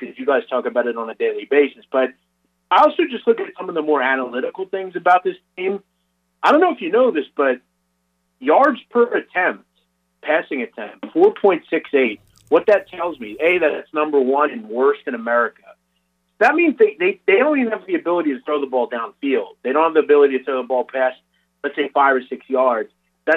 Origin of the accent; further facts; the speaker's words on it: Philadelphia, Pennsylvania, United States; I'm from Philadelphia, I'm not from that area